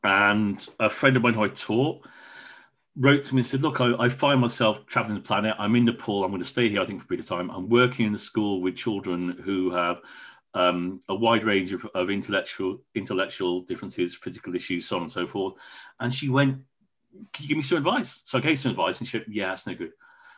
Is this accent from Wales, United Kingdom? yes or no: yes; Wales, United Kingdom; My family's proudly Welsh. I'm proudly Welsh. I haven't got the accent.